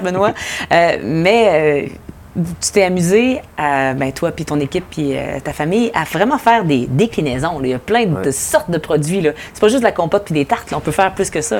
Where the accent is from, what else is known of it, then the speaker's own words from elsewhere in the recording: Montérégie, Quebec, Canada; je viens de la Montérégie, en plus, fait qu'il y a toujours eu des pommes autour de moi